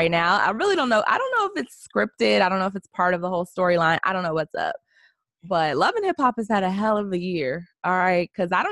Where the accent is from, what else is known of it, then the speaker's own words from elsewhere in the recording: Maryland, United States; moved away as an adult; also born or lived in California; now in Los Angeles, United States; I'm not from Baltimore, but yes, Maryland.